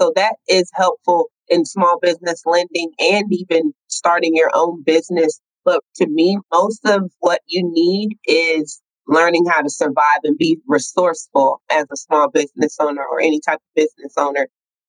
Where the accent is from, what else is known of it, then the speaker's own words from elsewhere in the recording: Brooklyn, New York, United States; also born or lived in California; I was born in Brooklyn, New York, in Crown Heights.